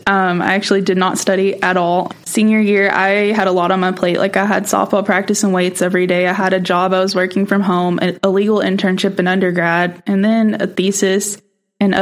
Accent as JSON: {"language": "English", "region": "Eastern Oklahoma", "country": "United States", "moved": "as an adult", "lives_now": "Oklahoma City, United States", "said": "I'm a 2L from Atabel, Oklahoma, so way in the middle of nowhere."}